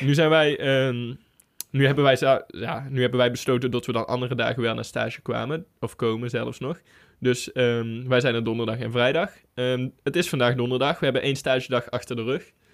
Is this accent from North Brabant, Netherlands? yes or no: yes; North Brabant, Netherlands; Voor ons als Brabanders